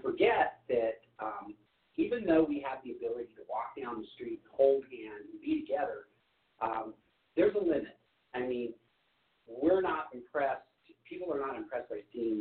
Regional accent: Long Island, New York, United States; I grew up in Long Island

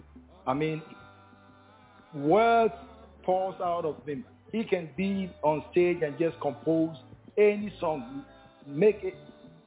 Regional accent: Ghana; We're all from Ubu.

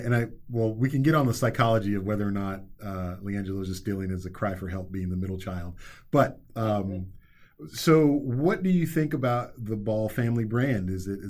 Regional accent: Texas, United States; I'm going to totally generalize here as a Texan

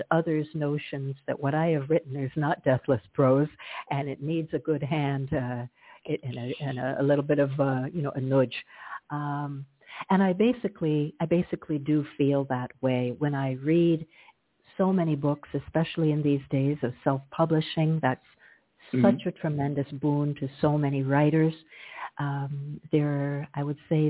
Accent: Glastonbury, Connecticut, United States; also born or lived in Hartford, Connecticut / Toronto, Canada / Ottawa, Canada; now in Sint Maarten; I'm a New Englander born, and I grew up in Glastonbury, Connecticut

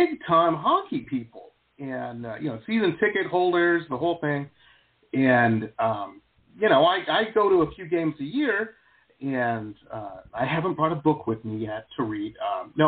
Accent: Detroit, Michigan, United States; now in South Florida, United States; I grew up in Metro Detroit in the Midwest

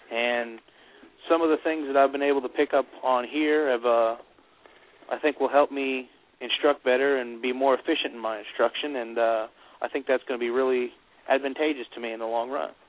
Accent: Lafayette, Louisiana, United States; I'm from Lafayette, Louisiana.

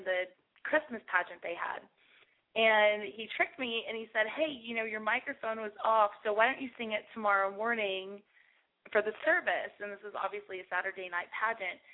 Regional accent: Aransas Pass, Texas, United States; I was born in Aransas Pass, Texas

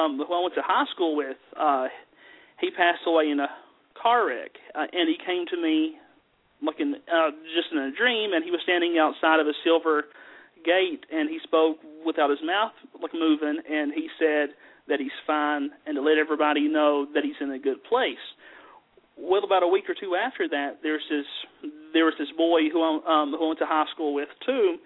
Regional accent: the South, United States; accent: southern; as you can tell just by my accent, I'm from the mountains. I have a very southern accent

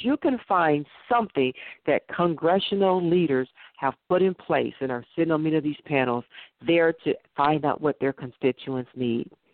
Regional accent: Detroit, Michigan, United States; here in my hometown of Detroit

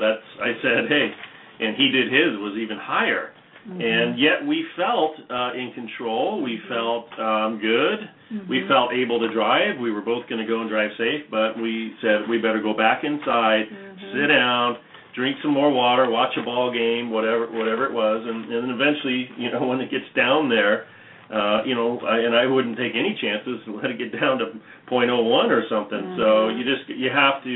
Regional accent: Orange County, California, United States; I was from Orange County

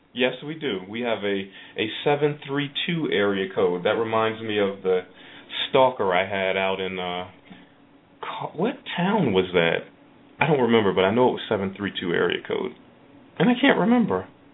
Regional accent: East Orange, New Jersey, United States; I grew up in East Orange.

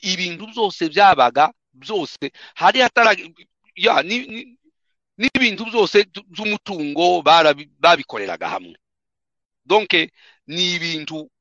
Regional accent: South Kivu, DR Congo; ntabwo turi abarwanda fone no turaba turaba turi abanyekongo

